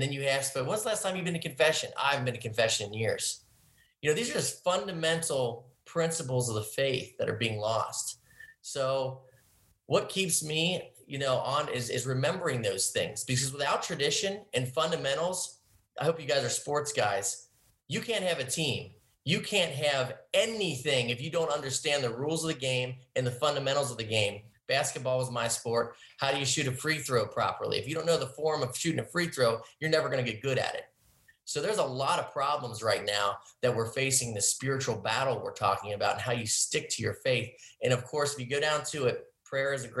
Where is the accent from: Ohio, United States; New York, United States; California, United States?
Ohio, United States; Cincinnati; moved away as an adult; now in Austin, United States; I grew up in Ohio, and now moving to Texas